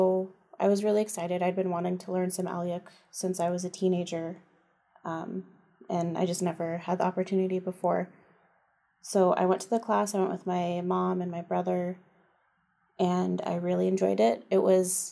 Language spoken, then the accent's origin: English; Juneau, Alaska, United States; I was born in Juneau, raised here, live here now